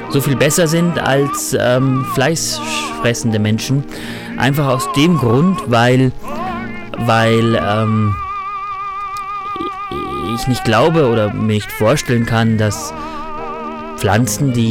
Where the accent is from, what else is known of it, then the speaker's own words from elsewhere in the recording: Tyrol, Austria; bin ja Tiroler.